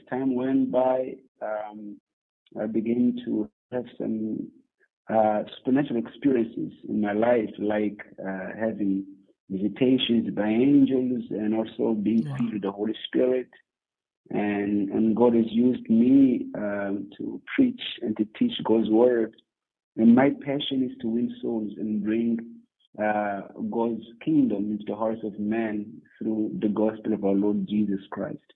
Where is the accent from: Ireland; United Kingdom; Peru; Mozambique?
Mozambique; I am originally from Mozambique, Africa